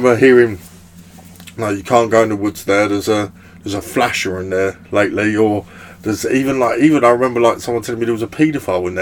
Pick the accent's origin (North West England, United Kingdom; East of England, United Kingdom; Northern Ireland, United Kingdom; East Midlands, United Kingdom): East of England, United Kingdom; Brentwood; accent: Essex; I was born in Brentwood. Grew up, first of all, Gibraltar House, Jib House